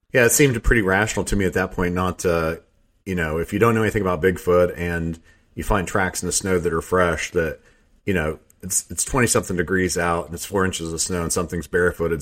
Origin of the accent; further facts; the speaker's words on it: Southeast Ohio, United States; also born or lived in Teays Valley, West Virginia; I grew up in Southeast Ohio